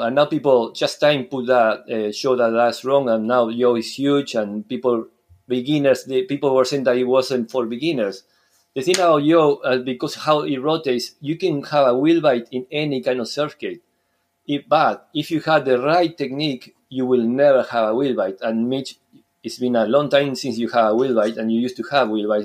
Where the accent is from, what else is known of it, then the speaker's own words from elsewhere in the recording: Uruguay; English is a second language; moved away as an adult; now in Scotland, United Kingdom; I'm from Uruguay, South America, but now I've been living in Scotland for almost six years